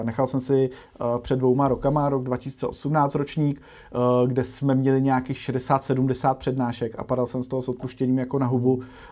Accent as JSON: {"language": "Czech", "country": "Czechia", "said": "aby jsme jako Češi"}